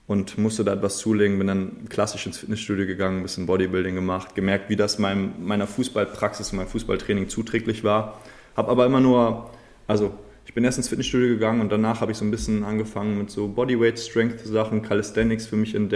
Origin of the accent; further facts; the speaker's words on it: Schleswig-Holstein, Germany; born there; now in Hamburg, Germany; ich bin 27 Jahre alt, gebürtig in Schleswig-Holstein, jetzt wohnhaft in Hamburg.